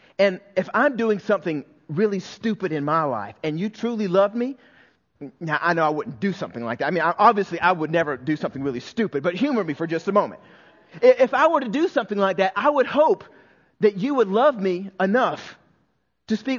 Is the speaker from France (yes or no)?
no; the South, United States; when I was raised in the South